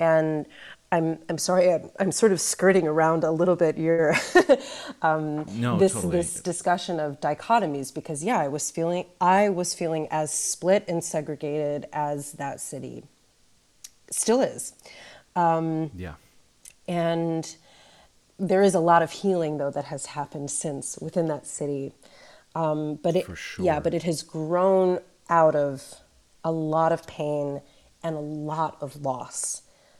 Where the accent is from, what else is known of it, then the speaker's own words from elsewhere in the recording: Webster Groves, Missouri, United States; I grew up in Webster Groves, which, like so many neighborhoods in St. Louis and across the United States, was segregated historically.